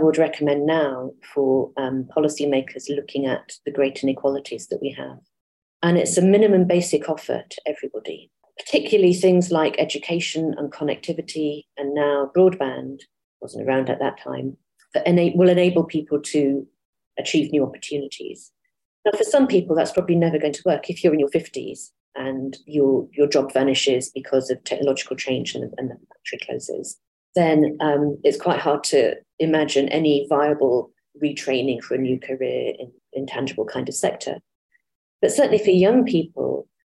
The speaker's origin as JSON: {"language": "English", "town": "Ramsbottom", "region": "North West England", "country": "United Kingdom", "tie": "born or raised there", "also_born_or_lived": "Cambridge", "moved": "yes", "said": "I grew up in Ramsbottom, actually, which has changed an awful lot since I left in the early 1980s"}